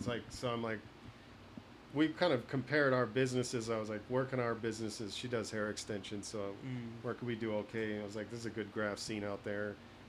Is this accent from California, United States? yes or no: yes; Southern California, United States; moved away as an adult; now in Las Vegas, United States; I grew up in Southern California, so, you know, as I'm getting older, I'm starting to like think like I don't really want to spend my whole life in the place I was born.